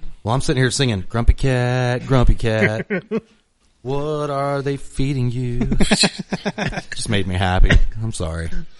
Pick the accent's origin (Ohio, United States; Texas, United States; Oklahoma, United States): Oklahoma, United States; central; we're all from central Oklahoma.